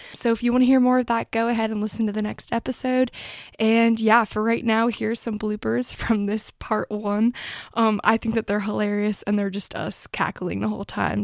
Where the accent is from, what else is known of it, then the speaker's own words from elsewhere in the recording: Annapolis, Maryland, United States; we're from Annapolis